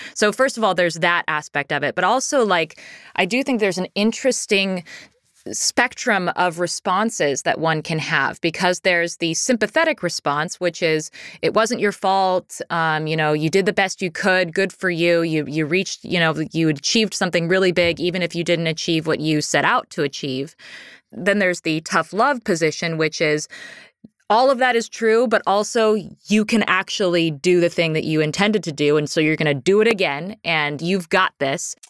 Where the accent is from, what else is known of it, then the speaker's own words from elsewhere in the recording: Pacific Northwest, United States; Growing up in the Pacific Northwest